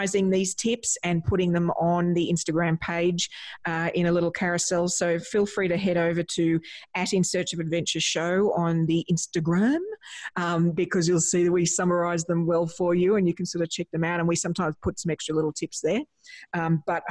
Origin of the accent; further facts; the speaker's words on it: Australia; as an Australian